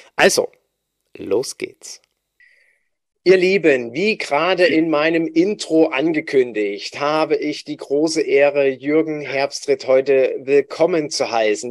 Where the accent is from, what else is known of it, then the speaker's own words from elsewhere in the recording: East Germany, Germany; ich als Ossi, als junger Bursche